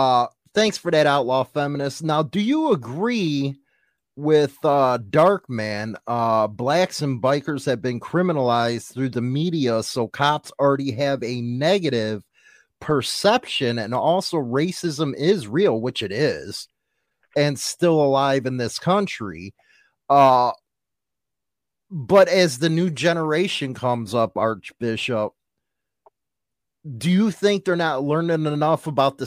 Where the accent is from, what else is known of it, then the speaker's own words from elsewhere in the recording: Chicago, Illinois, United States; me growing up in Chicago